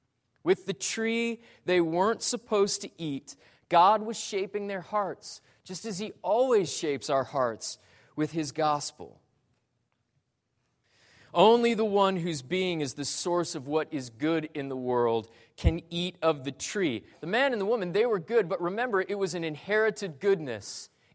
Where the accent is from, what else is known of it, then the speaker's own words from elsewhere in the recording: Great Falls, Montana, United States; born there; I was born in Great Falls, Montana, of all places.